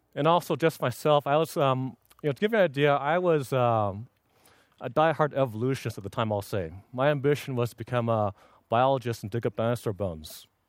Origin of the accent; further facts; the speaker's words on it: Los Angeles, California, United States; moved away as an adult; now in Union City, United States; originally, I was born in Los Angeles. I lived my first eighteen years there